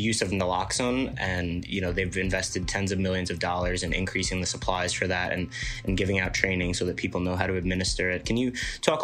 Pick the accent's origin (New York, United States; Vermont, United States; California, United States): New York, United States; New York City; growing up on Staten Island my whole life